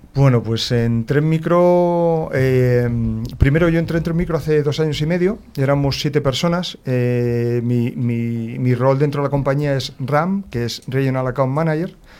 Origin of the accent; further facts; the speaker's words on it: Madrid, Community of Madrid, Spain; nací en Madrid